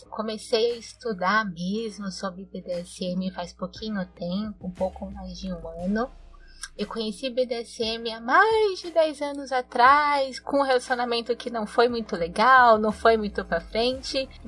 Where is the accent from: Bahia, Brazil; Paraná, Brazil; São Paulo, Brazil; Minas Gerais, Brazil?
São Paulo, Brazil; sou de São Paulo, Boron, mulher cis bissexual